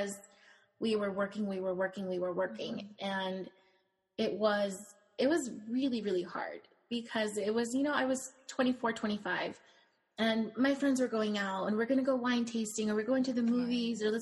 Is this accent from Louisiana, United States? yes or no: no; California, United States; now in Phoenix, United States; I live in Phoenix now, but I'm from California.